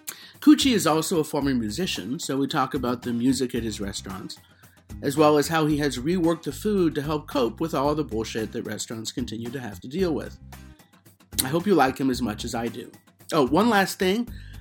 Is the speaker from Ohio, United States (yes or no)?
no; Denver, Colorado, United States; As you might recall, I grew up in Denver, so I, you know, I'm familiar with the area.